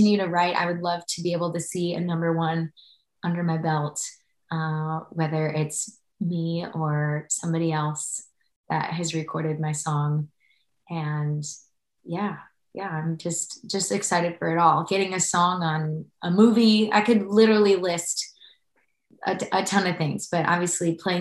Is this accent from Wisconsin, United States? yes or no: yes; Wisconsin, United States; moved away as an adult; now in Nashville, United States; I'm from Wisconsin.